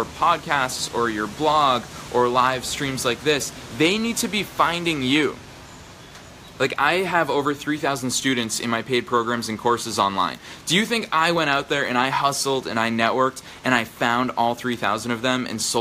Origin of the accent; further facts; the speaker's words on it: just outside of Boston, Massachusetts, United States; I grew up just outside of Boston